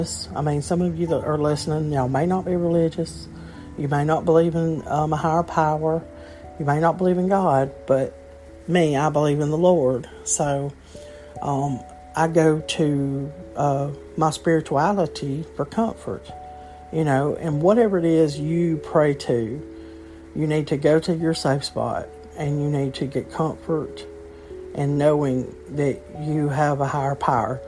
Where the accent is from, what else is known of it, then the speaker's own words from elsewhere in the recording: Alabama, United States; I'm from Alabama, a small state